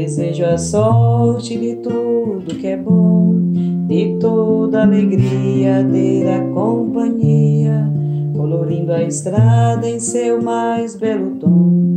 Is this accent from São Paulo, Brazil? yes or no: no; Orós, Ceará, Brazil; now in Goiânia, Brazil; Sou cearense, natural de Oroz, né, no sertão do Ceará